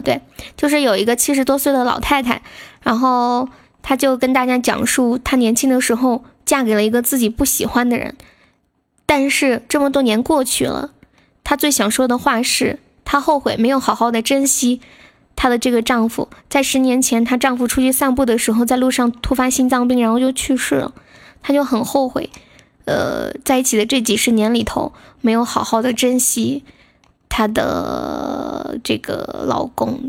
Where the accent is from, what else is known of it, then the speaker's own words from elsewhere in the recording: Sichuan, China; accent: Sichuan dialect; 我们四川这边的方言就是接，就是念该